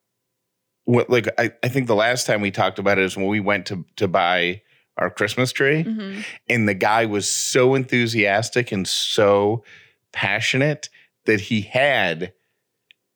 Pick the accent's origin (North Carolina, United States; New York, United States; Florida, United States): New York, United States; upstate; born or raised there; now in Georgia, United States